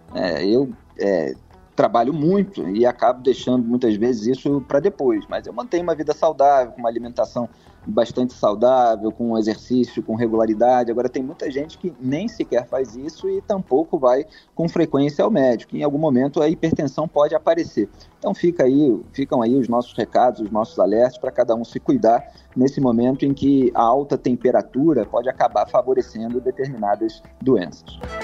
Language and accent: Portuguese; Rio de Janeiro, Brazil; now in São Paulo, Brazil; eu, como carioca, estou acostumado